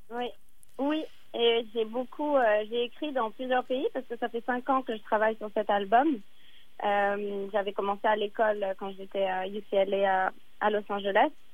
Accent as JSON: {"language": "French", "region": "Dakar", "country": "Senegal", "tie": "born or raised there", "moved": "yes", "said": "j'ai passé mon enfance au Sénégal, à Dakar"}